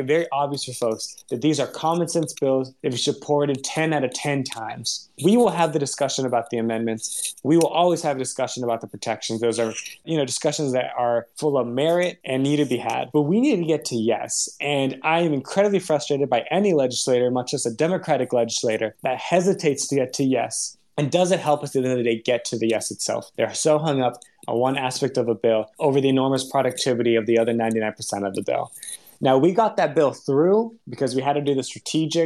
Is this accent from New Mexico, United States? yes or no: no; Tracy, California, United States; I grew up in Tracy, California